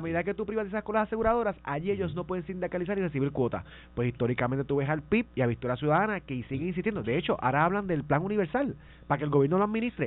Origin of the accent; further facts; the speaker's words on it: Vega Baja, Puerto Rico; Yo llegué a ir al CDT de Vega Baja